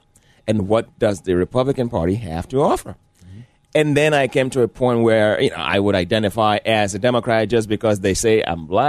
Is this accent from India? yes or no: no; Nigeria; now in Illinois, United States; growing up in Nigeria, actually my culture, it's a very conservative